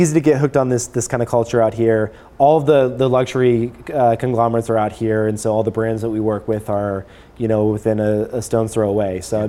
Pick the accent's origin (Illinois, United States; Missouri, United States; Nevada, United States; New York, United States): Nevada, United States; Las Vegas; moved away as an adult; also born or lived in California / San Francisco; I was living in Las Vegas at the time. Okay. My family moved out there when I was young.